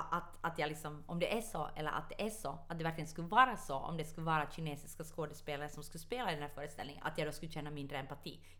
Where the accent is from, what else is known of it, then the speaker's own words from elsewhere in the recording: Ostrobothnia, Finland; Men jag är finländare. Dock inte nylänning, dock stolt österbottning.